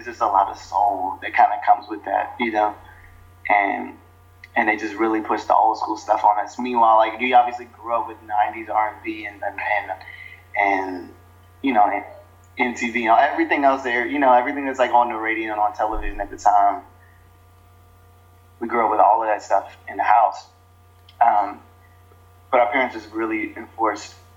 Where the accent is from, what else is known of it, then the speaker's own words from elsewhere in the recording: Prince George's County, Maryland, United States; moved away as an adult; also born or lived in Atlanta, Georgia / Montgomery County, Maryland / Boston, Massachusetts / Washington, D.C.; now in New York, United States; I grew up in Prince George's County in Greenville, and then, like you said, yeah, I moved to Atlanta, and then after middle school in Atlanta, then moved back to Maryland